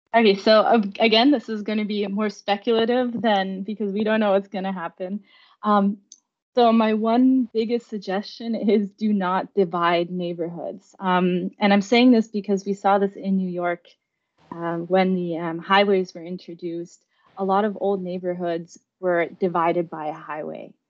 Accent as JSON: {"language": "English", "country": "Germany", "tie": "born or raised there", "moved": "yes", "lives_now": "United States", "said": "I grew up in Germany"}